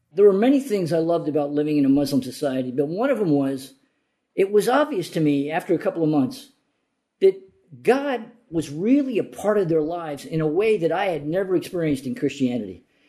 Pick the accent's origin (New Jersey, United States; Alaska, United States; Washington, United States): New Jersey, United States; also born or lived in Morocco / Yemen; I grew up in New Jersey